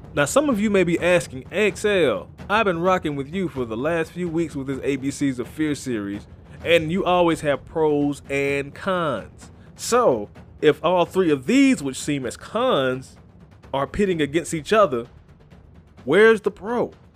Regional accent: Chattanooga, Tennessee, United States; my hometown of Chattanooga, Tennessee

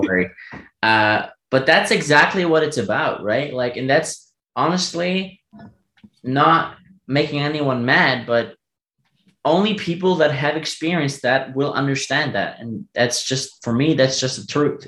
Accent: Germany; first language German; English is a second language; also born or lived in United States

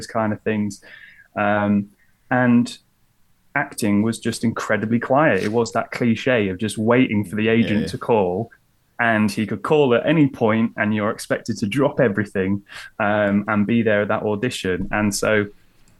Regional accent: Lincolnshire, East Midlands, United Kingdom; also born or lived in London; now in Lincoln, United Kingdom; I'm from Lincolnshire

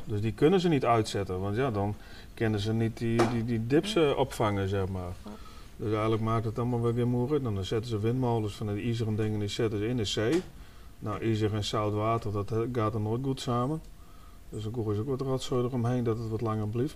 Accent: Netherlands; En ik kom uit de Transvaalwijk vandaan, zeg maar, Vogelwijk, Muziekwijk. Daar dan had je vroeger allemaal buurtwinkeltjes, maar wij speelden ook altijd op straat

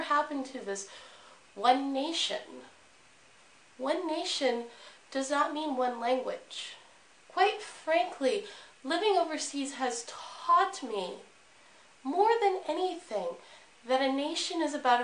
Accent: United States; now in China; I am an American

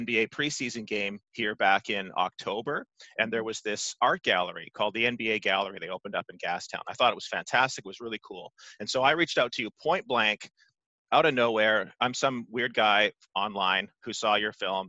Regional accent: Vancouver, British Columbia, Canada; moved away; also born or lived in Toronto; I grew up in Vancouver

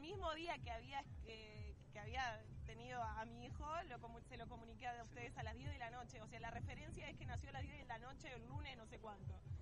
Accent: Uruguay; ser uruguayos

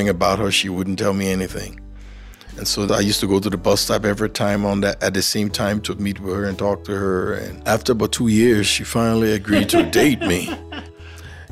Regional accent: Liberia; now in Helena, United States; I grew up in Liberia, and my parents worked for Firestone Plantation Company.

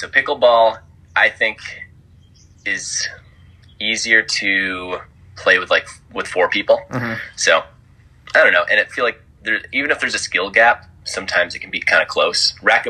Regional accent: Wisconsin, United States; Pretty normal. I mean, yeah, Green Bay Packers. Big fan of them. A lot of beer, cheese.

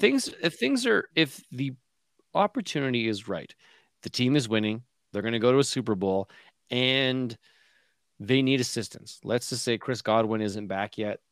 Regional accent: Canada; a Canadian

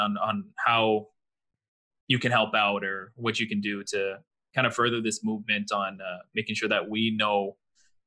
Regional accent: El Paso, Texas, United States; We grew up in El Paso, Texas. Me and you are Mexican, Julian.

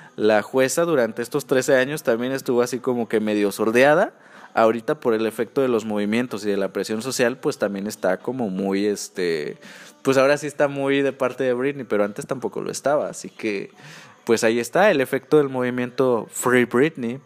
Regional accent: near Acapulco, Guerrero, Mexico; Acapulco Guerrero, muy cerca de donde yo soy, donde yo crecí

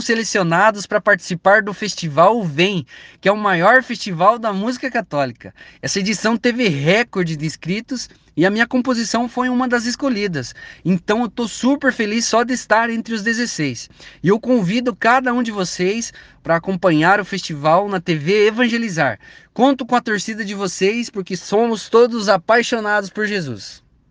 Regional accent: Ponta Grossa, Paraná, Brazil; sou aqui da cidade de Ponta Grossa

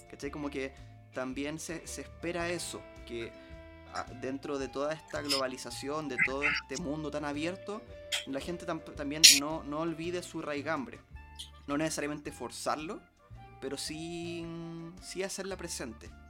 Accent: Chile; Pero mm, más allá que uno como mestizo chileno obviamente lo lleva consigo, pero no estaba explícito en, la sangre, pero sí en la crianza, sí en las costumbres

